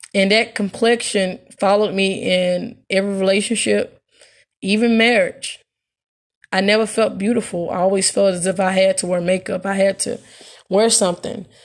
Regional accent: Memphis, Tennessee, United States; growing up in Hirsch Village

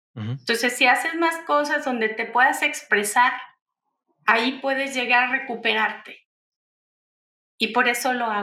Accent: Mexico; usamos en México

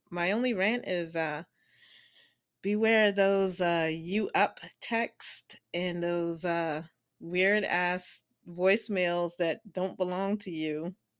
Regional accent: the South, United States; I grew up in the South

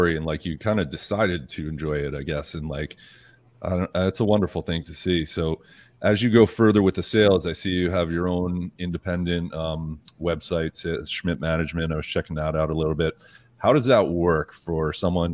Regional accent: Northeast, United States; I grew up in the Northeast

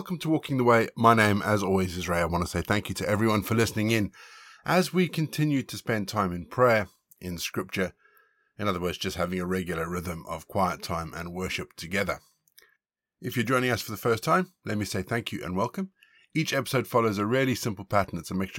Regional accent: Zimbabwe; also born or lived in South Africa; Like so many people growing up in Zimbabwe and South Africa, we had servants.

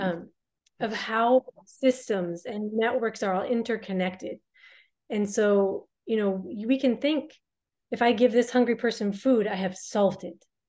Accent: United States; I'm an American.

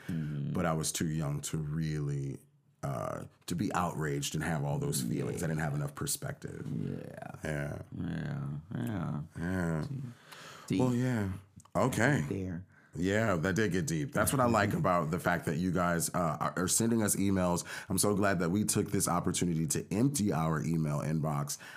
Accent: United States; born or raised there

